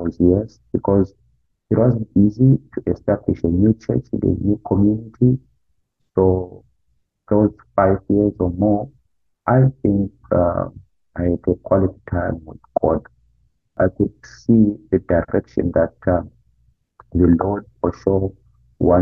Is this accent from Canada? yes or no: no; Zimbabwe; moved away as an adult; now in United States; I had a good time in my home country, in Zimbabwe, where I grew up.